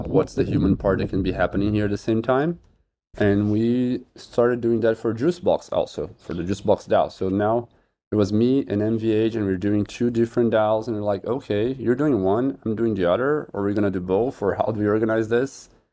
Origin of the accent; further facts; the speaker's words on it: Brazil; I'm from Brazil.